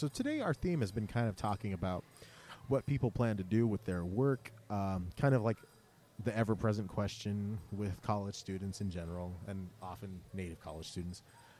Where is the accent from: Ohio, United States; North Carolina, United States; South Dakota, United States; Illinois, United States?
South Dakota, United States; my home state.